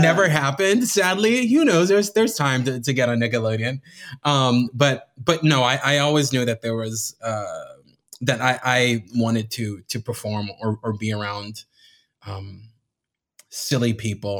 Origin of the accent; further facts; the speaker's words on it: Miami, Florida, United States; I was born and raised in Miami